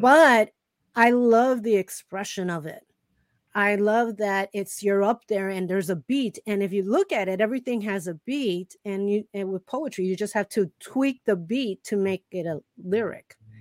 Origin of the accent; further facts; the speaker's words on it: Chicago, Illinois, United States; I grew up in Chicago